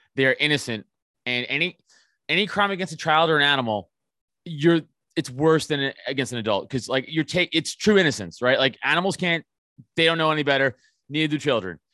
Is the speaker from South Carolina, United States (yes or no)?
no; New York City, New York, United States; growing up in Staten Island